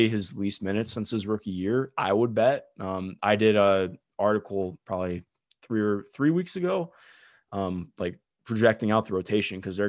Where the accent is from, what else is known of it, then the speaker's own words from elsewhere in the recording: Cleveland, Ohio, United States; I grew up in Cleveland